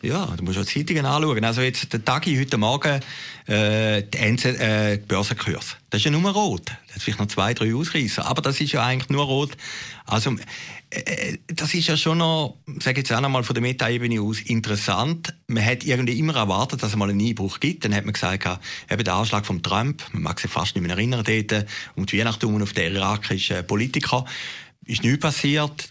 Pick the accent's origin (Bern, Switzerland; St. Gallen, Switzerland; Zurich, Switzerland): Zurich, Switzerland; Zürcher Weinland; in Uwiesen, wo ich aufgewachsen bin, im Zürcher Wieland